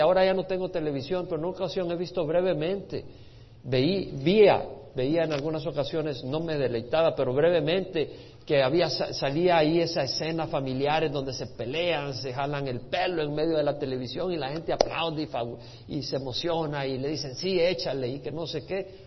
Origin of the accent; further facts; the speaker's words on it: El Salvador; creciendo en El Salvador